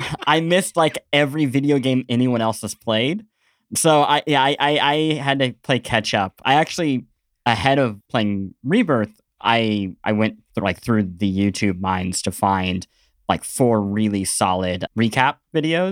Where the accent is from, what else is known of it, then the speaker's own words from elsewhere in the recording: Midwest, United States; growing up in the Midwest